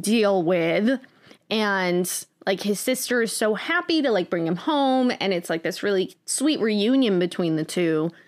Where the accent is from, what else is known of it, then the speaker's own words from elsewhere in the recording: United States; I am an American who was born in the nineties